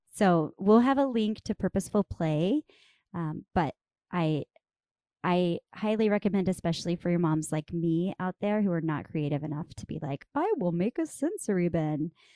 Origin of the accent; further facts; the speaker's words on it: Amarillo, Texas, United States; moved away; my hometown in Amarillo, Texas